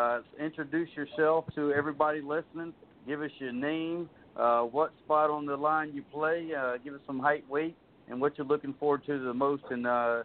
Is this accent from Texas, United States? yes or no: no; South Carolina, United States; I grew up in Calden County, which is now would be Calden County High School. Back in the day, it was Walterboro.